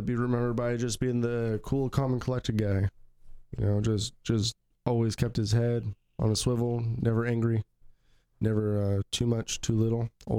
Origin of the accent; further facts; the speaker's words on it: Pacific Northwest, United States; We are from the Pacific Northwest of the United States.